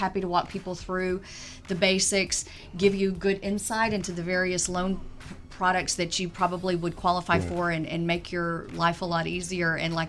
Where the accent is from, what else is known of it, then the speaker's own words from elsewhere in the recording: Dallas, Texas, United States; also born or lived in Houston; I am from Dallas, born and raised.